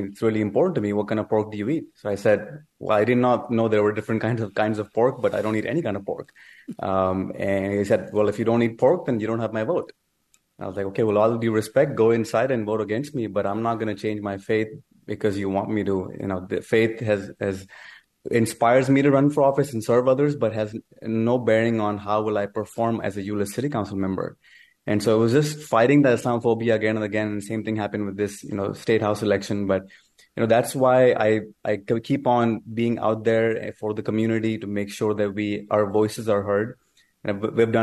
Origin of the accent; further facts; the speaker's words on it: Pakistan; moved away as an adult; now in United States; I was born in Pakistan and moved to United States when I was 19 years old